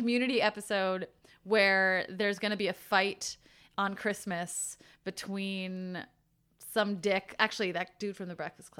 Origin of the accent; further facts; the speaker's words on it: United States; We're American.